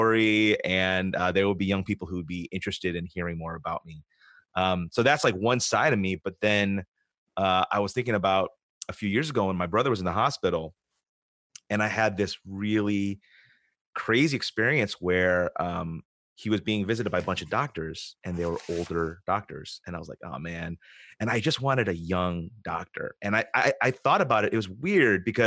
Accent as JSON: {"language": "English", "country": "United States", "tie": "born or raised there", "said": "I grew up in the United States, but in a Korean family and in a Korean church"}